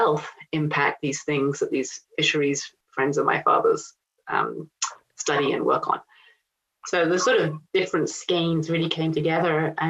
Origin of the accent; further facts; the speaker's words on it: Rome, Lazio, Italy; also born or lived in England; I'm English. I actually grew up in Italy, and my father was working for the United Nations for the fisheries department at the FAO, Food and Agriculture Organization in Rome. So I grew up in Rome and then went to England at 18